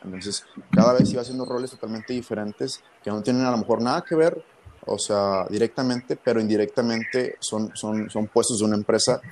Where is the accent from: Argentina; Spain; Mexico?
Mexico; Ensenada, Baja California; moved away as an adult; now in Monterrey, Mexico; tengo 22 años, soy de Ensenada, Baja California.